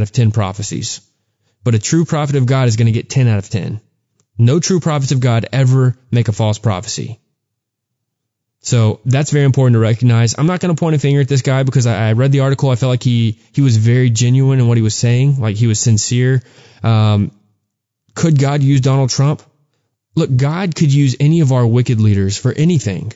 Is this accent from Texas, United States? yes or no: yes; Texas, United States; growing up in Texas